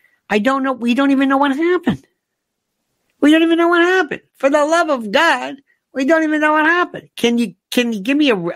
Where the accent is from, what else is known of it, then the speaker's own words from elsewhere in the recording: United States; I'm an American